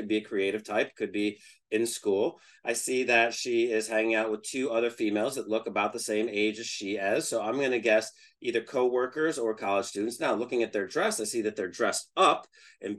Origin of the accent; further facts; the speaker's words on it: Northeast, United States; I'm from the Northeast